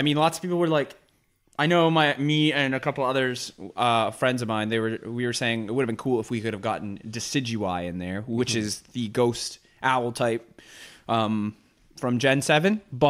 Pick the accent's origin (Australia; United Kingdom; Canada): Canada; Thank you very much. We're Canadian here. It's ….